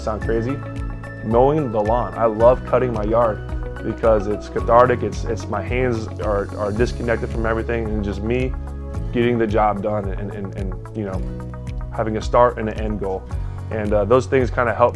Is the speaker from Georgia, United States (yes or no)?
no; Jupiter, Florida, United States; my hometown, Jupiter, Florida.